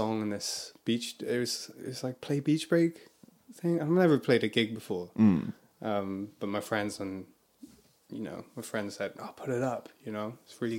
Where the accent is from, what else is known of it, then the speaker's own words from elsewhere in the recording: Ystradgynlais, Wales, United Kingdom; I grew up in a town called Ystrad Gunlife